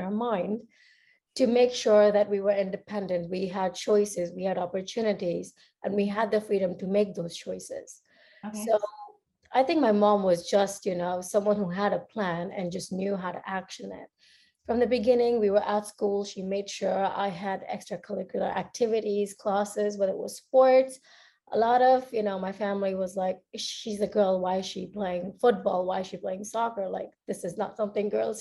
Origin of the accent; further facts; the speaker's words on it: India; moved away as an adult; also born or lived in United States; So I am Indian and I grew up in India. I spent most of my childhood growing there